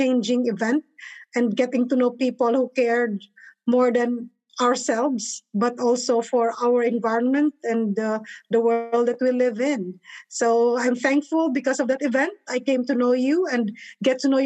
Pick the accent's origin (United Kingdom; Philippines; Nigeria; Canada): Philippines; moved away as an adult; now in Atlanta, United States; I'm originally from the Philippines, and I'm here in Atlanta now for almost like 15 years